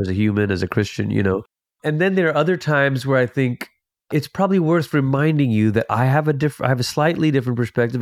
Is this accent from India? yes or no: no; Malaysia; also born or lived in Portland, Oregon, United States; now in United States; I'm originally from Malaysia. It's where I'm from.